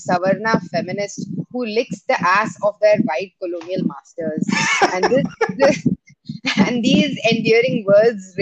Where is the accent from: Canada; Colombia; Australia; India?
India; moved away as an adult; now in United States; I am from India, born and brought up in India.